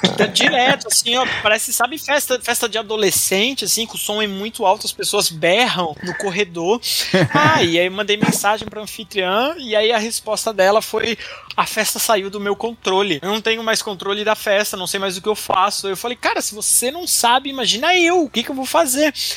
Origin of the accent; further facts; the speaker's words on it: Brazil; a gente é brasileiro